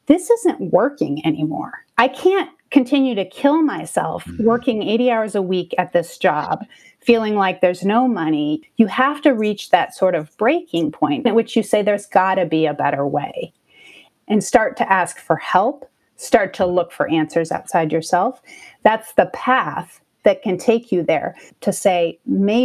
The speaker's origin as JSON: {"language": "English", "region": "Minnesota", "country": "United States", "tie": "born or raised there", "moved": "yes", "lives_now": "Austin, United States", "said": "I grew up in Minnesota"}